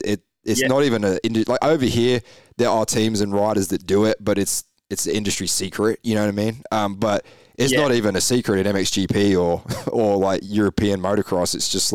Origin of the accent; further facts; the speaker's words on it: England, United Kingdom; Like, I'm from the UK. So I obviously raced growing up in England.